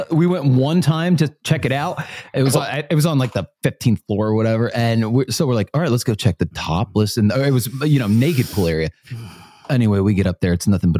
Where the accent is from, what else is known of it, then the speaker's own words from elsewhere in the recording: New Jersey, United States; I'm from South Jersey.